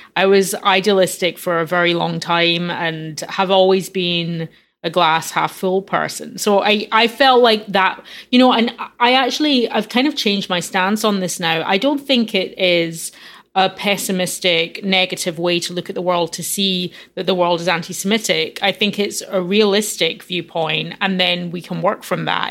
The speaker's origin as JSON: {"language": "English", "town": "Glasgow", "region": "Scotland", "country": "United Kingdom", "tie": "born or raised there", "moved": "yes", "said": "growing up in Glasgow"}